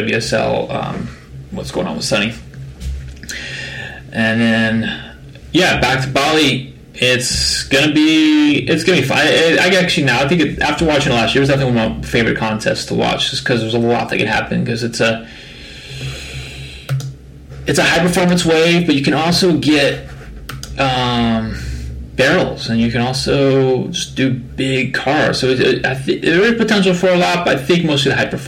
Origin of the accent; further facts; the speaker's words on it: Florida, United States; also born or lived in San Francisco; now in Southern California, United States; growing up in Florida